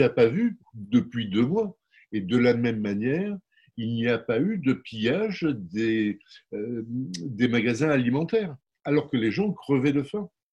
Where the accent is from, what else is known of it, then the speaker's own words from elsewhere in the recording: Marseille, Provence-Alpes-Côte d'Azur, France; je, suis né à la Cabucelle.